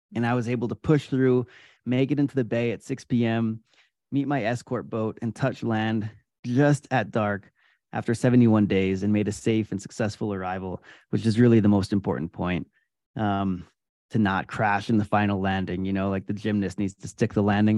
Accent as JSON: {"language": "English", "area": "Adirondack Mountains", "region": "upstate New York", "country": "United States", "tie": "born or raised there", "said": "I grew up in the Adirondack Mountains in upstate New York"}